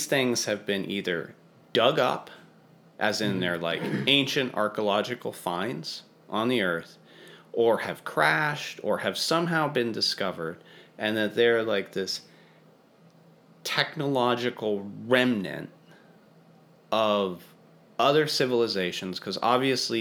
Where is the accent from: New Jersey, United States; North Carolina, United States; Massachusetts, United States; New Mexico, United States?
New Mexico, United States; Santa Fe; I grew up in outside of Santa Fe, so it's kind of my neck of the woods